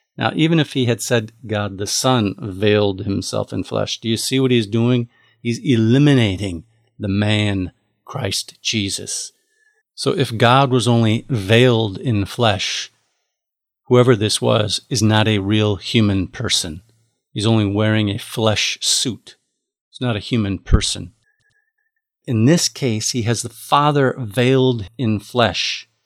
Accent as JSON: {"language": "English", "country": "United States", "said": "I am an American"}